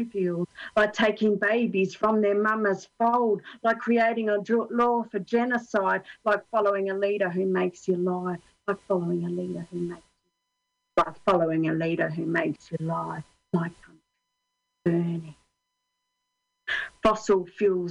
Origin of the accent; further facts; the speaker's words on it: Australia; now in Finland; I'm Australian